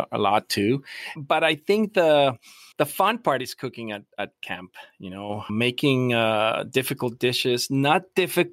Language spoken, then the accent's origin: English; Tecate, Baja California, Mexico; moved away as an adult; also born or lived in San Diego, California; now in Jamul, United States; I was born in a small town in Baja that is called Tecate, like the Tecate beer